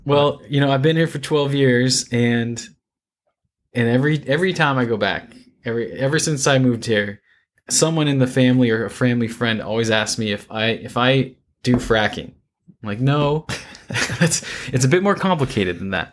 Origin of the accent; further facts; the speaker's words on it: Santa Cruz, California, United States; moved away as an adult; also born or lived in San Luis Obispo, California; now in Houston, United States; I'm an environmental engineer from Northern California, a beach town called Santa Cruz